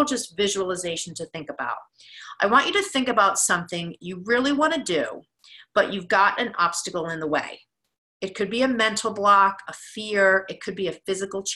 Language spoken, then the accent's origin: English; New Jersey, United States; now in Boston, United States; I'm from New Jersey as well